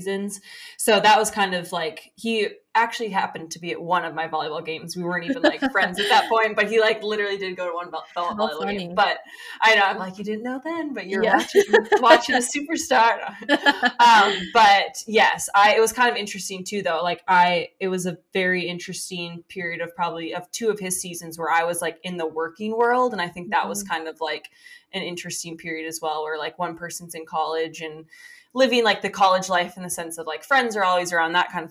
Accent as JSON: {"language": "English", "region": "Minnesota", "country": "United States", "also_born_or_lived": "the South (US)", "moved": "yes", "lives_now": "Green Bay, United States", "said": "I'm from Minnesota, so I knew what the cold was like, and I had purposely left Minnesota and gone to the south"}